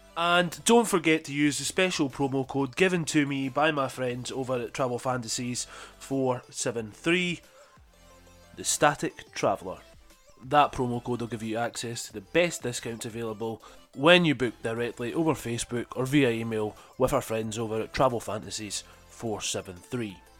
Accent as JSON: {"language": "English", "town": "Falkirk", "region": "Scotland", "country": "United Kingdom", "tie": "born or raised there", "said": "my hometown of Falkirk in Scotland"}